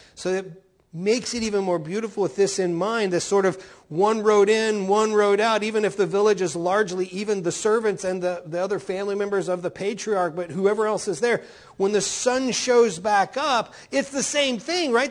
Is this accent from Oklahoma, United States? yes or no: yes; Oklahoma, United States; moved away; also born or lived in Texas; In Oklahoma, where I come from